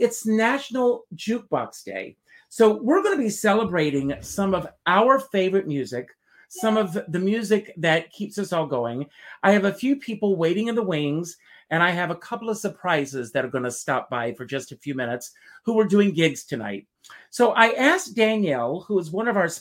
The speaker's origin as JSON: {"language": "English", "region": "South Carolina", "country": "United States", "tie": "born or raised there", "moved": "as an adult", "said": "I grew up in the South, South Carolina"}